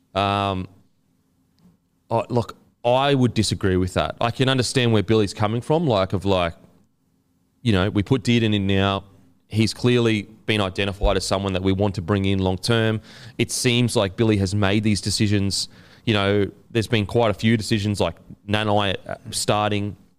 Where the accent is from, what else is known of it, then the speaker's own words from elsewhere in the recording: Queensland, Australia; as a Queenslander